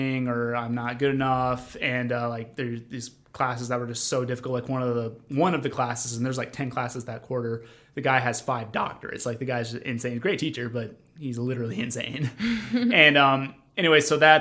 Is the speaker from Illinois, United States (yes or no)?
yes; northwestern Illinois, United States; moved away as an adult; also born or lived in Mississippi; I am from a tiny town in northern Illinois, northwestern Illinois, so it's not anywhere near Chicago.